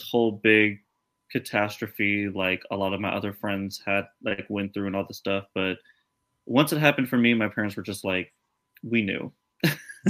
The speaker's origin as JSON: {"language": "English", "town": "Trier", "region": "Rhineland-Palatinate", "country": "Germany", "tie": "born or raised there", "also_born_or_lived": "Arizona", "moved": "yes", "lives_now": "Phoenix, United States", "said": "I'm from a very, very small, very old, very quiet town in Germany called Trier."}